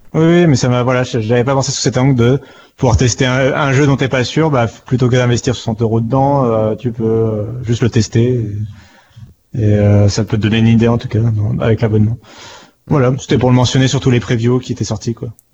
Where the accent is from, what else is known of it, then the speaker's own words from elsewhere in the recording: France; on est français